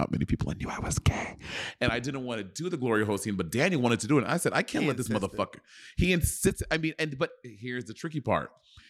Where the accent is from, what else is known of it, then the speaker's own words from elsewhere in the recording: Ecuador; born there; I was born in Ecuador.